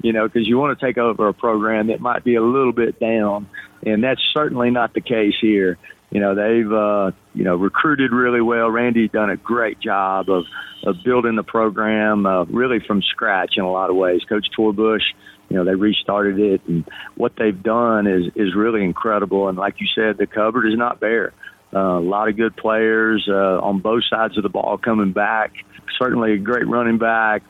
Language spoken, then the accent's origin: English; Jefferson County, East Tennessee, United States; also born or lived in Maryville, Tennessee; now in Johnson City, United States; I am an East Tennessee guy and grew up in Jefferson County in East Tennessee